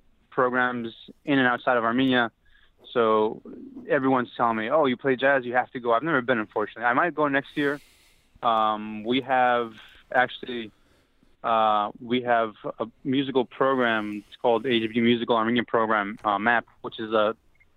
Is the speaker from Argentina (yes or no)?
yes; Argentina; moved away as an adult; also born or lived in Toronto, Canada; now in New York City, United States; I was born in Toronto. And we actually moved to Argentina when I was 1 year old, so I lived there for 22 years.